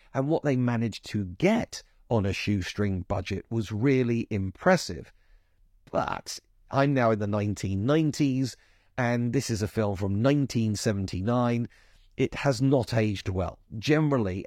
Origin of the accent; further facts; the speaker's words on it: London, United Kingdom; I am a Londoner